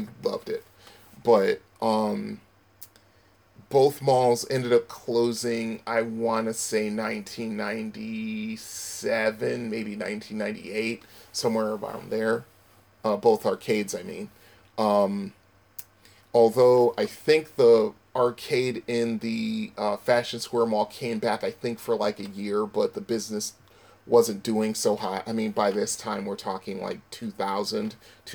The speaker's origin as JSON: {"language": "English", "town": "Bridgeport", "region": "Connecticut", "country": "United States", "tie": "born or raised there", "said": "my hometown of Bridgeport, Connecticut"}